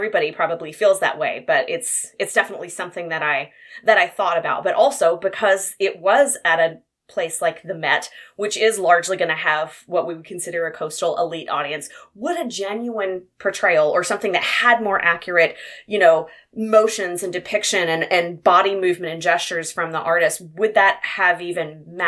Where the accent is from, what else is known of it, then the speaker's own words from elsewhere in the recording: Arkansas, United States; I was not expecting my home state of Arkansas to be featured so prominently in this article